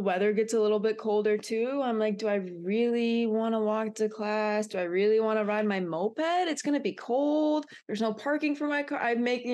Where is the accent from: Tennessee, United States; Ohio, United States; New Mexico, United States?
Ohio, United States; Brunswick; moved away as an adult; also born or lived in Michigan; I'm from Brunswick, Ohio.